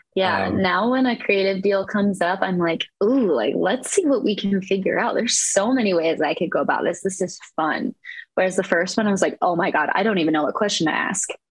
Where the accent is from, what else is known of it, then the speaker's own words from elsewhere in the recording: Eastern Iowa, United States; I am from Eastern Iowa.